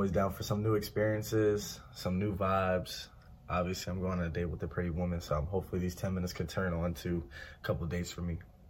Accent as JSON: {"language": "English", "town": "New York City", "region": "New York", "country": "United States", "said": "I'm from New York City"}